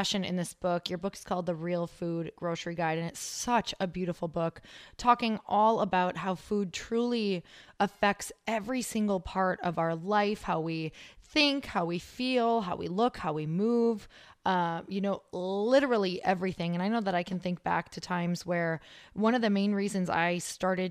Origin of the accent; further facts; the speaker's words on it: Midwest, United States; I come from the Midwest